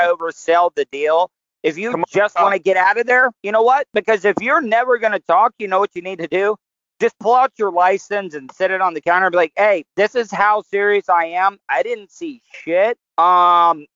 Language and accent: English; the South, United States; I'm from the South as well, too